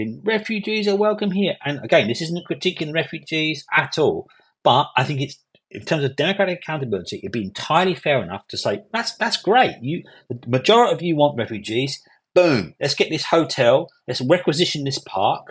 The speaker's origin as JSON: {"language": "English", "region": "London", "country": "United Kingdom", "tie": "born or raised there", "said": "So I grew up in Hackney in East London. I was living for 24 years, born, bred in Hackney in East London"}